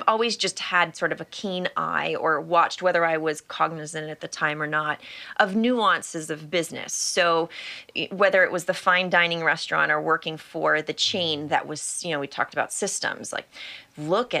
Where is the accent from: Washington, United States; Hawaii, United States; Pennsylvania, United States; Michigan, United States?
Hawaii, United States; I grew up in Hawaii, which sounds really exotic and tropical